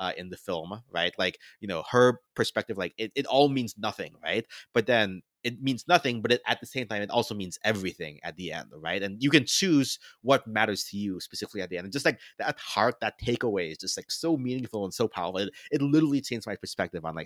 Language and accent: English; United States; I'm Asian American